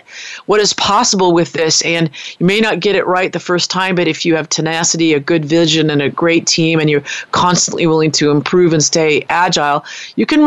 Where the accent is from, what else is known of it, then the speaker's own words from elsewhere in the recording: United States; moved away; also born or lived in New Zealand; I'm an American